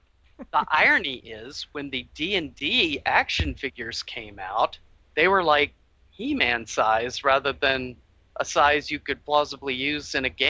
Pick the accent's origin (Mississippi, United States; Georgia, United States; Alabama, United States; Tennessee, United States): Mississippi, United States; North; I grew up in North Mississippi, which was kind of the buckle of the Bible Belt.